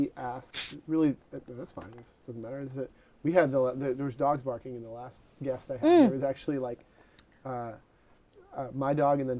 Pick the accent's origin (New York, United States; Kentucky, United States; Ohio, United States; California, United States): New York, United States; born or raised there; now in Seattle, United States